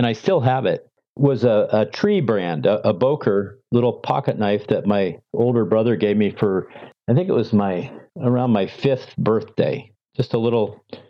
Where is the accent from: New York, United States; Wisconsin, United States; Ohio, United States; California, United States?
California, United States; Walnut Creek; moved away as an adult; also born or lived in Montana / Sacramento, California; now in Idaho, United States; Walnut Creek, California. It's the East Bay Area.